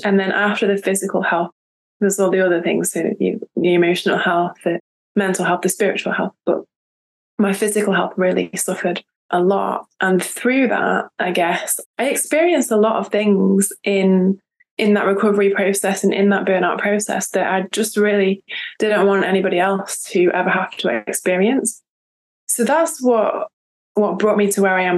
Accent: United Kingdom; now in France; I am British, but I live in France.

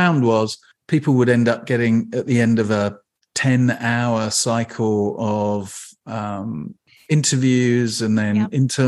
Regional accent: England, United Kingdom; now in Bainbridge Island, United States; I'm from England

